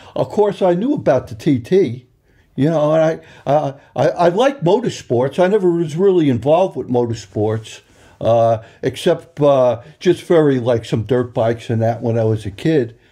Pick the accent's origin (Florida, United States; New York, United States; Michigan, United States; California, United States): New York, United States; Long Island; moved away as an adult; also born or lived in Ireland; now in Isle of Man; I'm from Long Island, New York. You probably could still tell by the accent